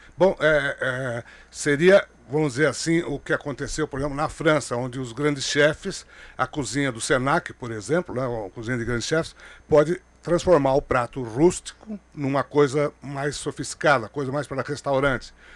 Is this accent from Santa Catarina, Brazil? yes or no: no; Jaú, São Paulo, Brazil; now in São Paulo, Brazil; no interior, sou de Jaú